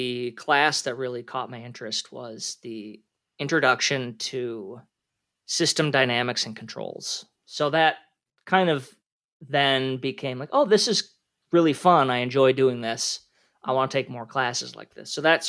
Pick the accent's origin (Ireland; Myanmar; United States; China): United States; Minnesota; So I grew up in the Twin Cities area of Minnesota. I went to the University of Minnesota Twin Cities, class of 2009 for my undergrad.